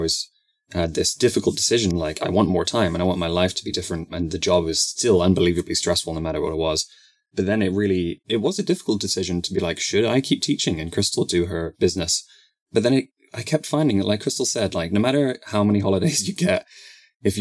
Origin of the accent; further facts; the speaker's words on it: England, United Kingdom; moved away as an adult; also born or lived in Romania; I grew up in England